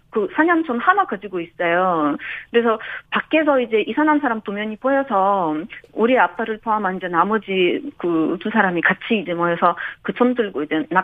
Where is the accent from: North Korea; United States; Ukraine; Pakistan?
Ukraine; now in South Korea; 우리나라가 지금 러시아로부터 공격을 받고 있는 상황에서는